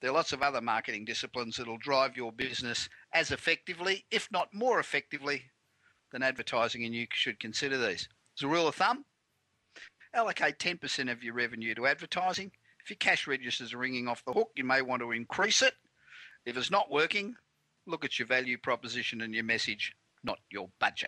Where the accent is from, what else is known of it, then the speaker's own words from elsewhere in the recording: Los Angeles, California, United States; the straight-talking business show that's coming to you this week from my hometown of Los Angeles.